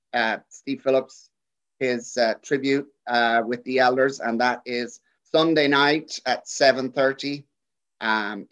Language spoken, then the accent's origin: English; Dublin, Leinster, Ireland; now in Kansas City, United States; my hometown of Dublin